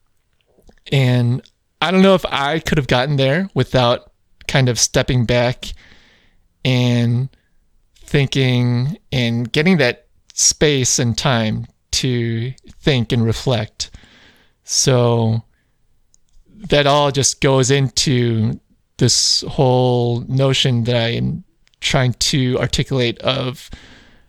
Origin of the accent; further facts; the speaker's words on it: Chicago, Illinois, United States; I grew up in Chicagoland